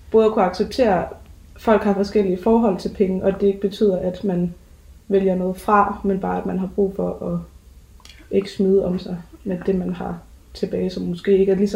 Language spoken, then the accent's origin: Danish; Aarhus, Central Denmark Region, Denmark; og jeg er 21 år gammel, og jeg kommer fra Aarhus.